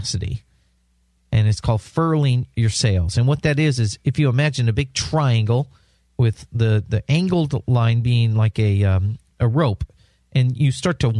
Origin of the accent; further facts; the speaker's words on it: San Diego, California, United States; moved away as an adult; also born or lived in Washington State; now in South Florida, United States; I grew up in San Diego. I lived most of my life in San Diego, California.